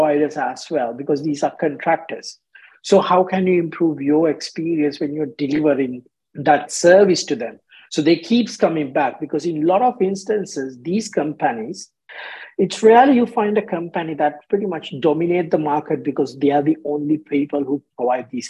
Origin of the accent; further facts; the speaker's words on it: Sri Lanka; moved away as an adult; now in Australia; growing up in Sri Lanka